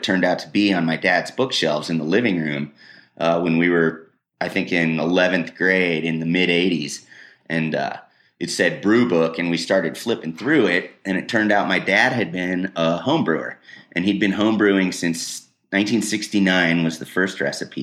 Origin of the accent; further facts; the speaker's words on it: Wheat Ridge, Colorado, United States; I grew up in Wheat Ridge